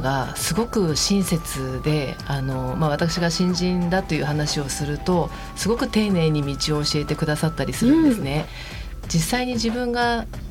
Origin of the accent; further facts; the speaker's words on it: Higashikurume, Tokyo, Japan; moved away as an adult; also born or lived in Shakujii-koen, Nerima, Tokyo; now in Nerima, Japan; 二、え、十、ー、歳ぐらいまでずっと東久留米市におりました